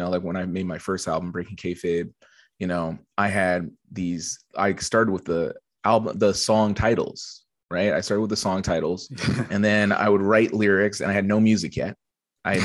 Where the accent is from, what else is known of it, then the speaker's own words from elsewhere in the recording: Edmonton, Alberta, Canada; also born or lived in Montreal; now in Toronto, Canada; Yeah, so I moved from Edmonton in 2009. And I lived in Montreal for 6 years. I moved from Edmonton to Montreal specifically because, you know